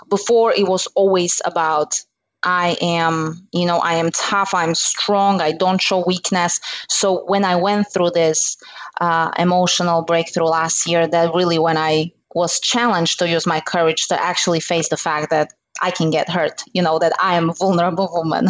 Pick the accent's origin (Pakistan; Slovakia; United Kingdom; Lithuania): Slovakia; moved away as an adult; now in United States; I'm originally from Slovakia